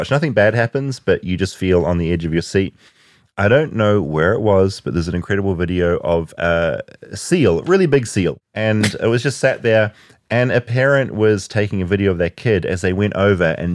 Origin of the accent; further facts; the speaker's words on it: Washington, United States; I grew up outside Seattle. There's a lot of black bears in Washington.